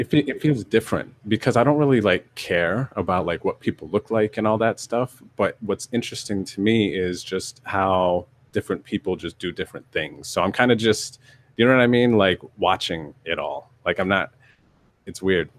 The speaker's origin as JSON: {"language": "English", "region": "northeastern Pennsylvania", "country": "United States", "tie": "born or raised there", "also_born_or_lived": "Yuma, Arizona / North Carolina", "moved": "yes", "lives_now": "California, United States", "said": "the majority of my childhood was in northeastern Pennsylvania, but my, I was born in Yuma, Arizona"}